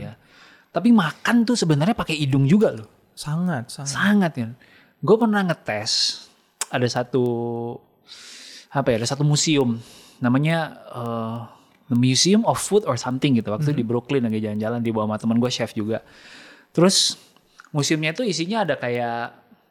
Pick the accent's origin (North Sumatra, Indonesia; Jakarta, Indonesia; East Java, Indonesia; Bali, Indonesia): Jakarta, Indonesia; sebagai orang Jakarta